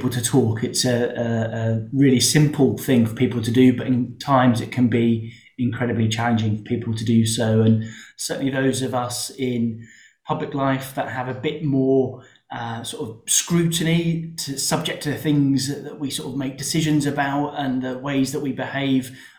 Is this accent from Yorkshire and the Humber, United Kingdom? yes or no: no; Portsmouth, South East England, United Kingdom; born and bred in Portsmouth